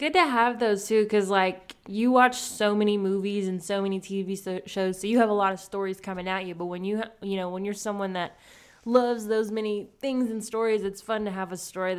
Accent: the South, United States; I'm from the South, so anything from the South, like a show, I'm always like, I gotta watch it.

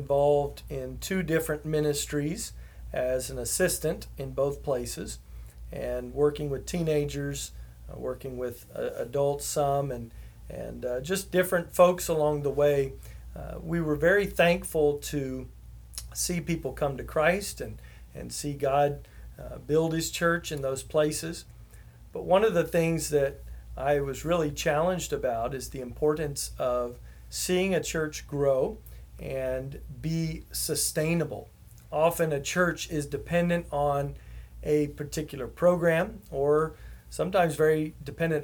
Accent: Houston, Texas, United States; moved away as an adult; My family and I moved back here to Houston, which is my hometown

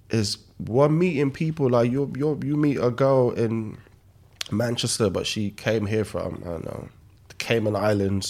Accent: Nigeria; moved away; I was born in Nigeria

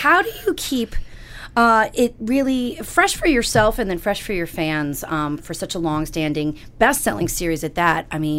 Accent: Florida, United States; I grew up in Florida

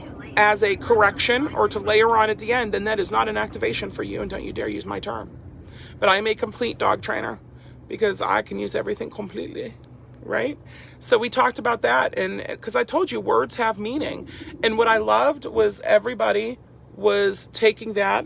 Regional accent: Freeport, Pennsylvania, United States; I grew up outside Pittsburgh in this little dinky town, Freeport

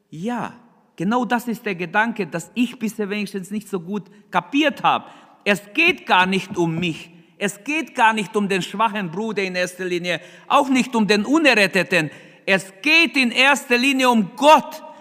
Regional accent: Germany; Wir als Deutsche, wir denken ganz anders.

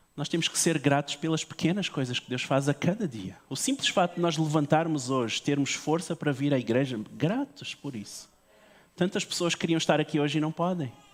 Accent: Portugal; eu sou português também

